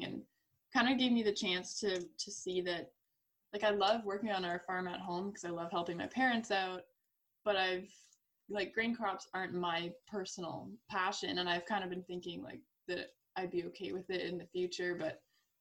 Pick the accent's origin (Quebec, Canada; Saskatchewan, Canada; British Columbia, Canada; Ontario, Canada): Ontario, Canada; I'm from Ontario, so it's like a 7-hour drive away.